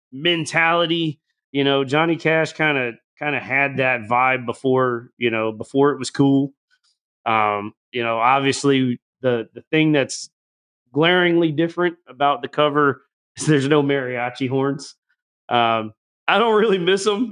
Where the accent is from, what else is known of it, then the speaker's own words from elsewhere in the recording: the South, United States; I grew up in the South